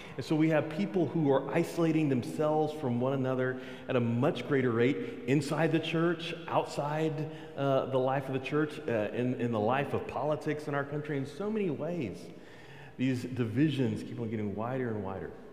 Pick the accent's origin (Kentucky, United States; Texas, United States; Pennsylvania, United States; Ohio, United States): Texas, United States; I'm from Texas